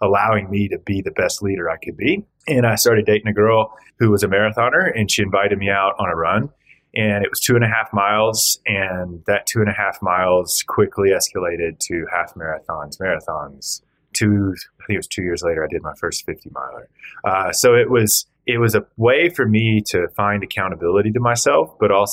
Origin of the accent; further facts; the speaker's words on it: Georgia, United States; moved away as an adult; also born or lived in Austin, Texas / Alaska / Virgin Islands; I grew up in Georgia.